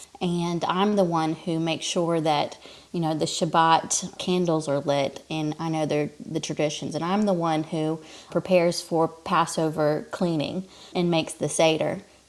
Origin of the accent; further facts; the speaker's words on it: Fairhope, Alabama, United States; I grew up in my hometown, in the town that we live in now, and it is a small, typical southern town. After college, I spent the next 12 years saying I'm never moving back to Fairhope, Alabama ever again.